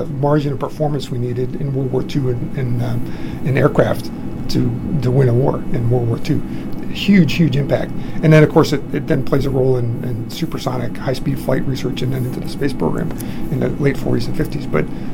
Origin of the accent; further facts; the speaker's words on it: Massachusetts, United States; moved away; I grew up in Massachusetts